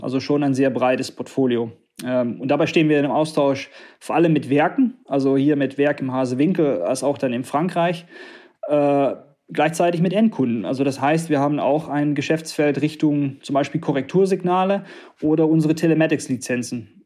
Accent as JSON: {"language": "German", "country": "Netherlands", "also_born_or_lived": "southern Germany", "moved": "yes", "lives_now": "Harsewinkel, Germany", "said": "als Niederländer"}